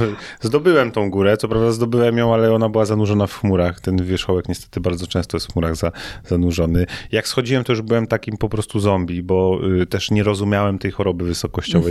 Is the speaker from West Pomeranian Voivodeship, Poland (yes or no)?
yes; Szczecin, West Pomeranian Voivodeship, Poland; moved away as an adult; also born or lived in Toruń; studiowałem w Toruniu, a pochodzę ze Szczecina